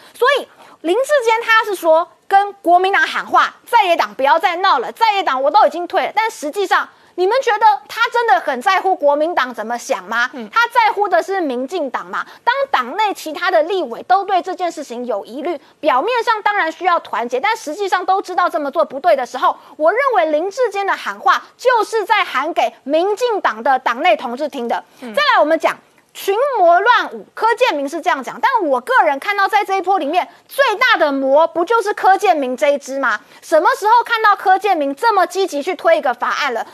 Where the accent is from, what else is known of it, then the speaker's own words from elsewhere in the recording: Miaoli, Miaoli County, Taiwan; 我是苗栗人，在老家，嗯。在，就在苗栗市